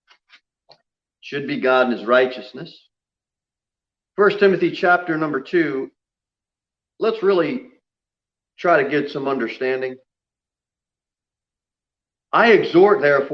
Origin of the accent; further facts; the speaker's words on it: United States; now in Tennessee, United States; I was born in the United States of America